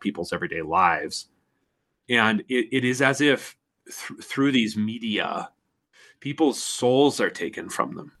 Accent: United States; I'm an American

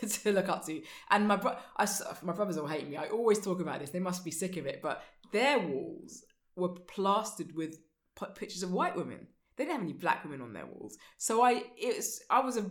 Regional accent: London, United Kingdom; I grew up in East Finchley.

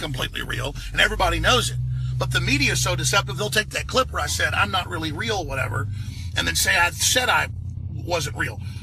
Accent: Texas, United States; accent: Texas; I do have a Texas accent. I am from Texas.

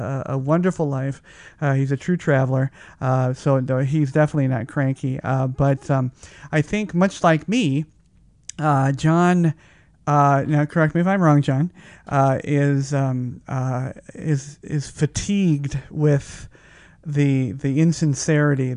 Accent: Colorado, United States; also born or lived in Phoenix, Arizona / Malibu, California; now in Las Vegas, United States; I lived a significant time in Phoenix, and I was born in Colorado and went to school at Pepperdine

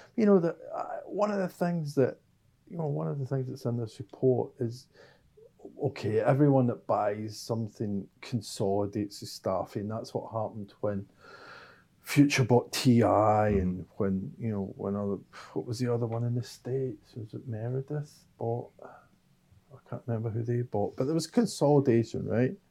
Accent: Scotland, United Kingdom; I am Scottish

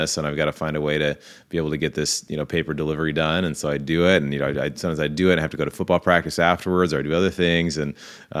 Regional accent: Seattle, Washington, United States; I grew up in Seattle, Washington

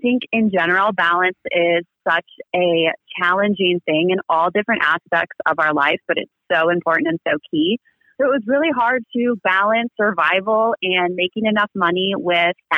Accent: Des Moines, Iowa, United States; moved away as an adult; I am from Des Moines, Iowa, and I was born and raised there. I was there until about 22

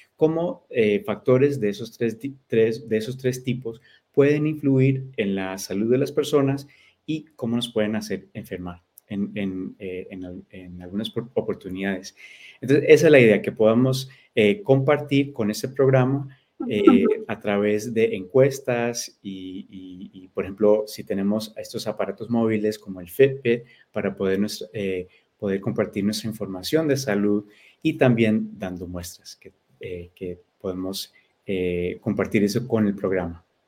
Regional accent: United States; mis padres eh, son colombianos, entonces yo soy eh, hispano, soy latino. yo nací aquí, pero hablo español

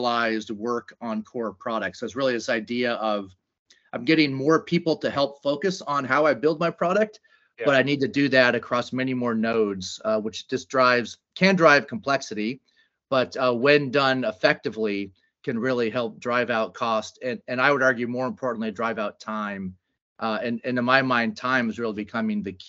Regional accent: California, United States; I am a California kid here in Silicon Valley

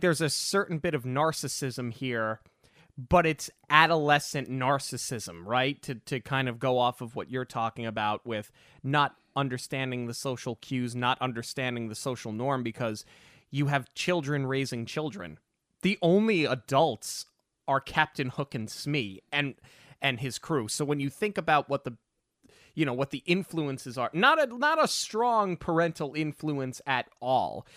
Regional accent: New York, United States; growing up in New York

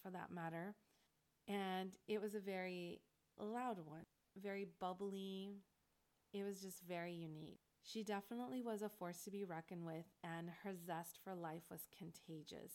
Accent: La Puente, California, United States; I came from La Puente, which is completely different background than what I was driving into

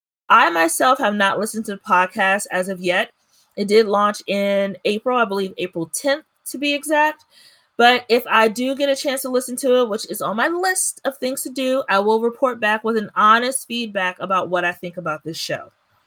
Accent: Prince George's County, Maryland, United States; how proud I am to be from Prince George's County.

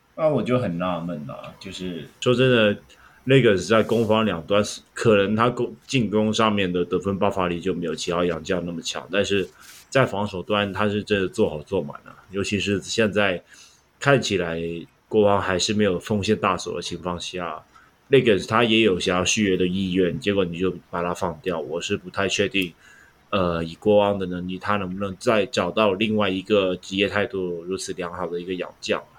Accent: Hong Kong; 我们香港人

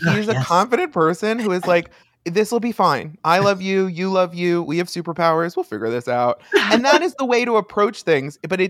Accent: Long Island, New York, United States; We are from Long Island

